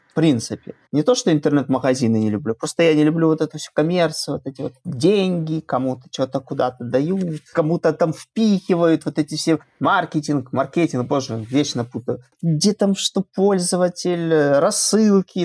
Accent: Belarus; Я из Беларуси

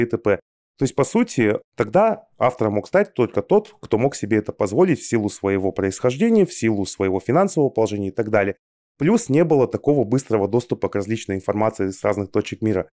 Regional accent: Kazakhstan; Мы сами родом из Казахстана с Аней

